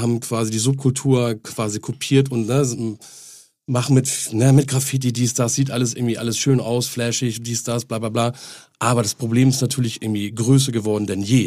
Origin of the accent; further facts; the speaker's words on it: Henstedt-Ulzburg, Schleswig-Holstein, Germany; moved away; also born or lived in Hamburg; an meine äh, Geburtsstadt, Heinstedt-Ulzburg